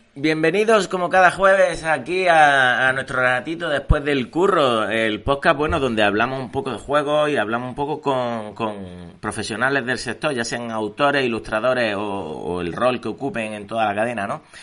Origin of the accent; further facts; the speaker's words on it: Córdoba, Andalusia, Spain; yo que soy de Córdoba